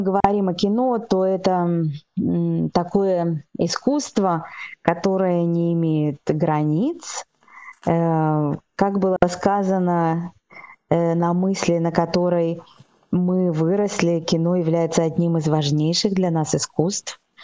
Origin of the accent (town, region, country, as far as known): Belarus; now in China